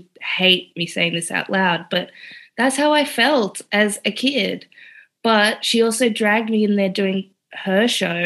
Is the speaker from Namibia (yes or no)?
yes; Namibia; I go from being South African to Namibian, the end of apartheid.